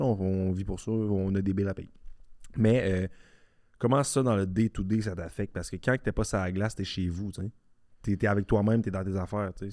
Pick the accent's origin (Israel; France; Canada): Canada; Charny, Quebec; on a grandi ensemble à Charny